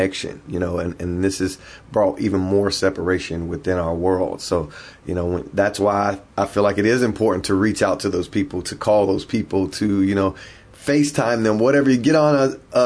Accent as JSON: {"language": "English", "town": "Hickory", "region": "North Carolina", "country": "United States", "tie": "born or raised there", "said": "I was born and raised in Hickory, North Carolina"}